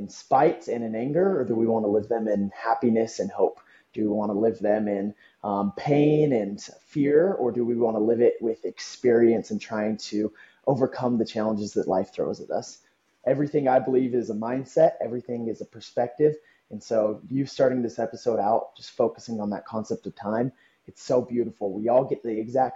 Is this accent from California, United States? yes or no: yes; Southern California, United States; first language English; also born or lived in Brazil; I was blessed growing up in Southern California, kind of near the border of Mexico